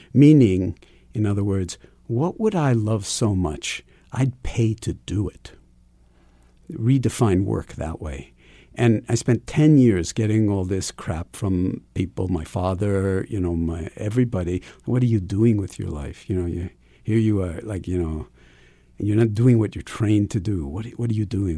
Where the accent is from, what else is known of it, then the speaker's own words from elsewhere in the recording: New York City, New York, United States; Ever since I was a kid growing up in New York City